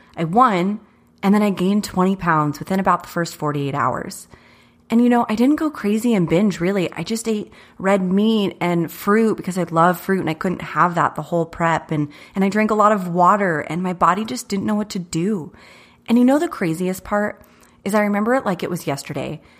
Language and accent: English; Chandler, Arizona, United States; I was born and raised in Chandler, not too far from here